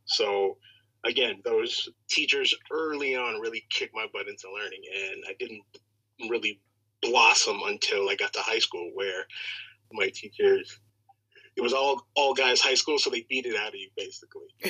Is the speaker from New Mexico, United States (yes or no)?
no; Chicago, Illinois, United States; Born and raised on the south side of Chicago